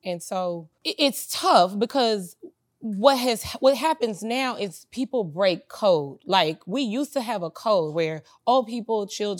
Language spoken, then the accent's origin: English; Texas, United States; I'm from Texas